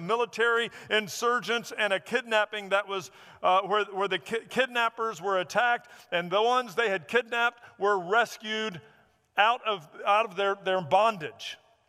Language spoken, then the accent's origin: English; the South, United States; I grew up in an era where Smokey and the Bandit, I thought it was a documentary of growing up in the South.